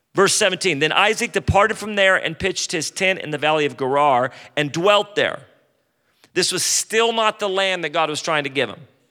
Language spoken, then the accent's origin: English; California, United States; I'm from California